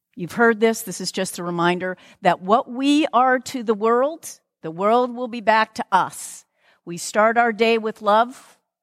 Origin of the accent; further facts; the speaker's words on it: Lakewood, Washington, United States; I'm actually from Lakewood